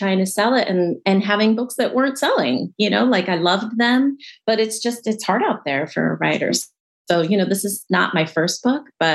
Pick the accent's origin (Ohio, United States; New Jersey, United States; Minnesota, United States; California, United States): California, United States; outside of LA; I grew up in California outside